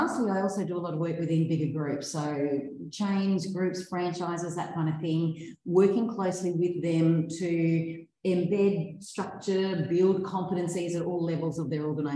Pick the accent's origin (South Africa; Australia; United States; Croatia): Australia; Brisbane, Queensland; also born or lived in Hervey Bay; I grew up in Brisbane, but from my early high school years, so just turned 13, I think it was, my family moved to Hervey Bay